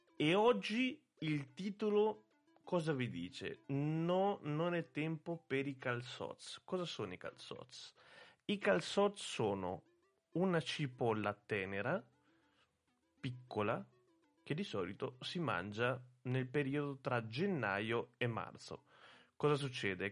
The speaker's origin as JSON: {"language": "Italian", "country": "Italy"}